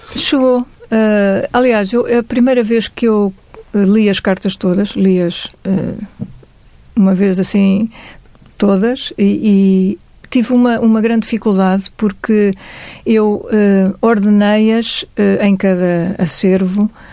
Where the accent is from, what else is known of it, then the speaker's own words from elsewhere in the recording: Luanda, Luanda Province, Angola; moved away; a minha infância em Angola, e neste caso em Luanda, era feliz